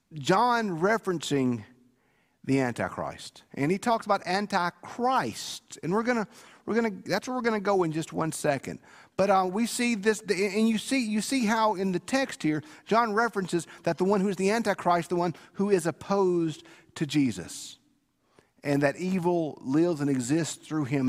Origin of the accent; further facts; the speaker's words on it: Bogue Chitto, Mississippi, United States; I'm from Bogotchit